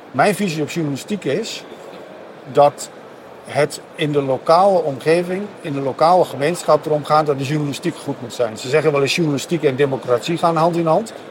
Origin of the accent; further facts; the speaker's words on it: Overijssel, Netherlands; ik ben een Sallander, maar daar hadden eh, de luisteraars en kijkers al aan gehoord natuurlijk.